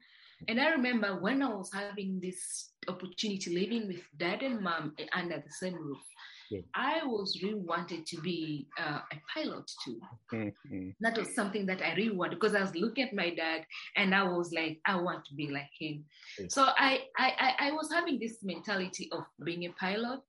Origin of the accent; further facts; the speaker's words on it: Dodoma, Tanzania; now in Dar es Salaam, Tanzania; I was born and raised in Tanzania in a region called Dodoma